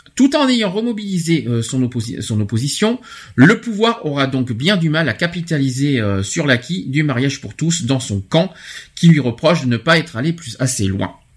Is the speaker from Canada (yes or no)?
no; France; chez nous en France